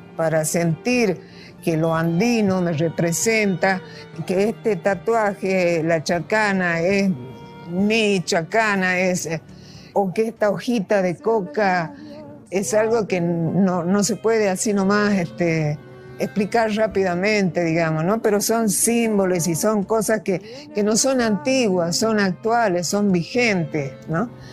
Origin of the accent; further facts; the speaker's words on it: Salta, Argentina; moved away as an adult; now in Buenos Aires, Argentina; nací en Salta, hace 70 años. Me vine a vivir a Buenos Aires y llevaba la mitad, un poco más, de los años vivido en Salta